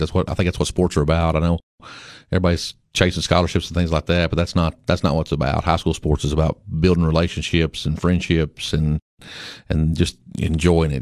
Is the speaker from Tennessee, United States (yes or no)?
yes; Baxter, Tennessee, United States; I grew up in Baxter. I lived there all my life.